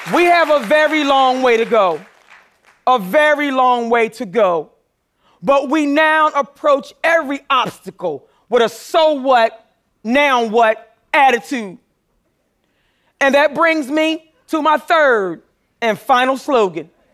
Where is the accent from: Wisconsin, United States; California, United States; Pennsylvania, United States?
Pennsylvania, United States; Philadelphia; I grew up poor in North Philadelphia